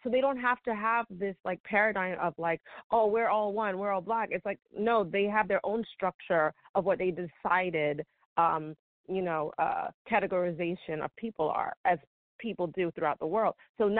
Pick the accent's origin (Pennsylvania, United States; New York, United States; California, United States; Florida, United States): New York, United States; moved away as an adult; when I went to college, so I leave New York, I didn't know any American blacks growing up, zero.